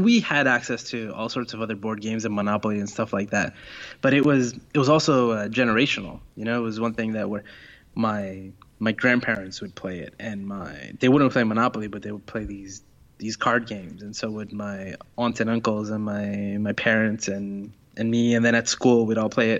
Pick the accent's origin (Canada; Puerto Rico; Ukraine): Puerto Rico; moved away; So I grew up in Puerto Rico